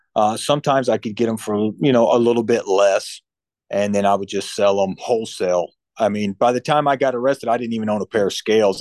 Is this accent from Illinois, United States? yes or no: yes; Central Illinois, United States; moved away as an adult; also born or lived in Hampton, Virginia / Florida; I'm from Central Illinois